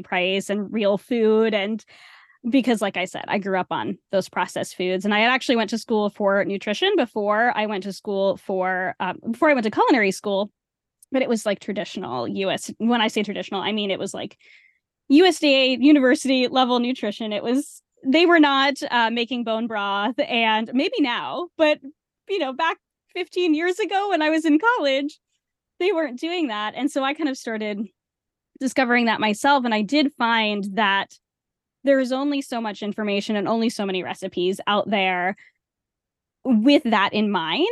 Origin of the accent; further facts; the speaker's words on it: Rhode Island, United States; I grew up in Rhode Island.